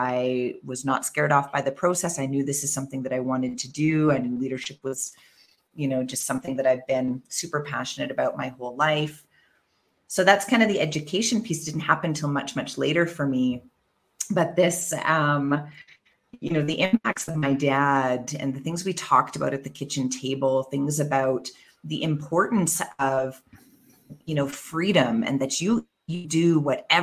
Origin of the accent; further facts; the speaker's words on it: Canada; moved away as an adult; now in Mexico City, Mexico; as a Canadian